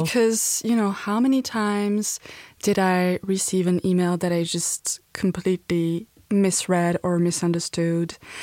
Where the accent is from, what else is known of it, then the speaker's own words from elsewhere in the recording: Paris, Île-de-France, France; moved away; I'm from Paris, as you can probably hear from my accent